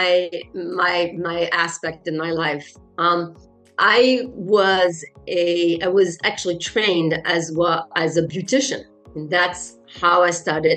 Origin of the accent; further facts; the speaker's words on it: France; first language French; English is a second language; now in Netherlands; I'm French and my mother tongue is, of course, French.